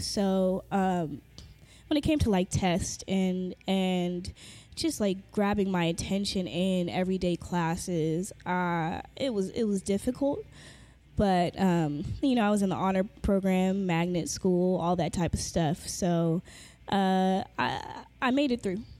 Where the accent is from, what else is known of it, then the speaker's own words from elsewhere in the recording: Carson, California, United States; also born or lived in Inglewood, California / Fresno, California; I am from LA, born and raised in uh, Inglewood, then Carson.